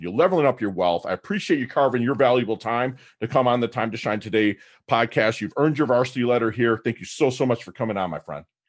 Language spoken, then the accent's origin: English; Detroit, Michigan, United States; now in Jupiter, Florida, United States; I'm from Detroit